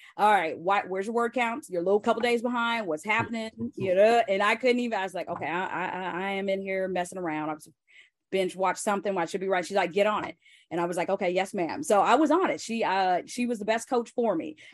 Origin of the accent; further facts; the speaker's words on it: Joplin, Missouri, United States; moved away; we grew up in Joplin, small town, like fifty thousand people